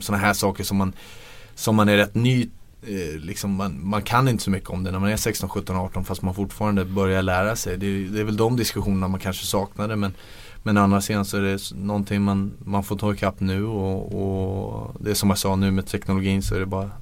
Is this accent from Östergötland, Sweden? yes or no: no; Stockholm, Stockholm County, Sweden; moved away; man är hemma på Stockholm på sommaren